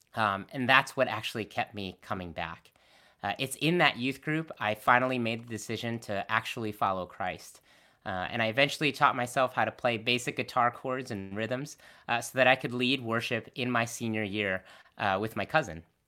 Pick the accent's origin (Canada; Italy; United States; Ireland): United States; Connecticut; also born or lived in Boston; I was born and raised in Connecticut